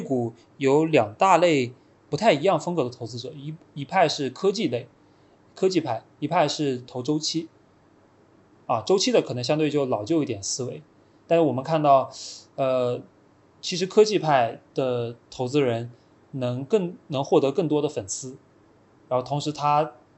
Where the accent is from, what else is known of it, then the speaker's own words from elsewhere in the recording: China; 就很相信我们中国人也能做出，呃，不比外国人差的东西